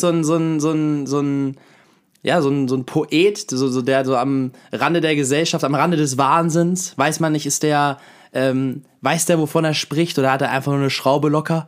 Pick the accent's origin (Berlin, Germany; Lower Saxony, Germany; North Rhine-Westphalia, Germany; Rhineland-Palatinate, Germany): Lower Saxony, Germany; Hanover; bei uns in Hannover, in Badenstedt